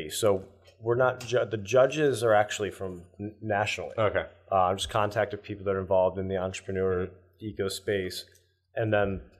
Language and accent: English; Northeast, United States; Growing up in the Northeast, I'd say it's stronger here than especially California.